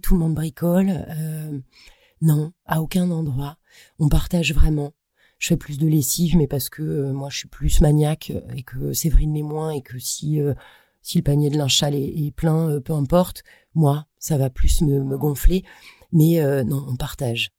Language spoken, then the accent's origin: French; Brittany, France; j'ai grandi en Bretagne